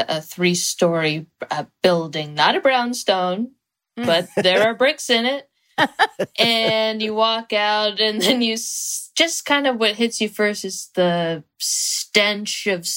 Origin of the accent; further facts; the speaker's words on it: San Jose, California, United States; moved away; I'm from San Jose, California.